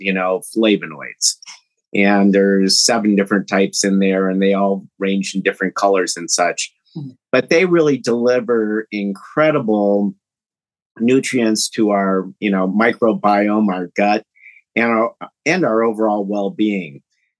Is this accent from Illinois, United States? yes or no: yes; Champaign, Illinois, United States; moved away; also born or lived in Detroit; I'm actually from Champaign, Illinois